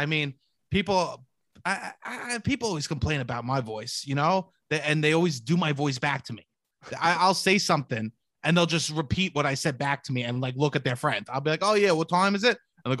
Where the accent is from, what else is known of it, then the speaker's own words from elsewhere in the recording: New York, United States; Wow, Kyle, that's offensive because I'm from New York.